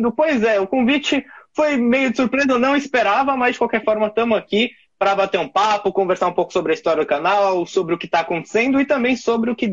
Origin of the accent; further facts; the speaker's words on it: São Paulo, Brazil; que mora em São Paulo, sou da Zona Leste de São Paulo